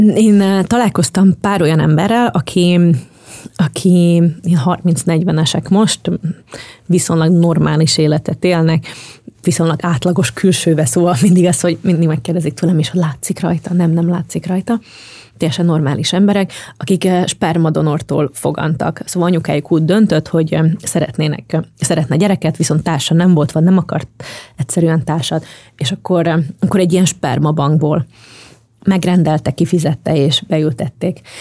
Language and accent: Hungarian; Slovakia; moved away; also born or lived in Bratislava, Slovakia; én felvidéki vagyok